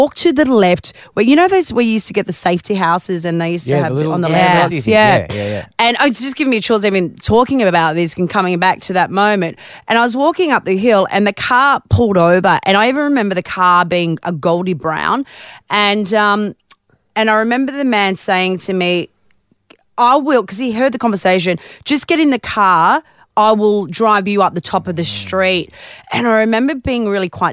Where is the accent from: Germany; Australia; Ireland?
Australia; Newcastle, New South Wales; now in Melbourne, Australia; I grew up in Newcastle. I know all about the newy weather